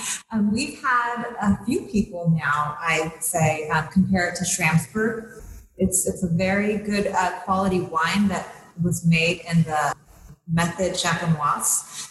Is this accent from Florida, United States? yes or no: no; Napa, California, United States; also born or lived in St. Helena, California; Yeah, I'm a local girl. I was born in St. Helena and grew up in Napa.